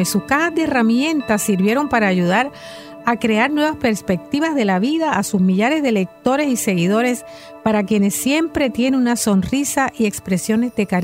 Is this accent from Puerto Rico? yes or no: yes; San Juan, Puerto Rico; Mi mami es de Yauco. Yo soy de San Juan.